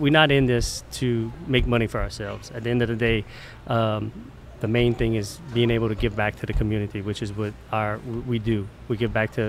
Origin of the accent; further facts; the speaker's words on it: Delcambre, Louisiana, United States; my parents were members before I was even born. You know, I'll be 43 years old in 2 weeks, 2 weeks from today. And my mom was flipping hamburgers with me in her belly, you know. So I grew up around the Delcom Shrimp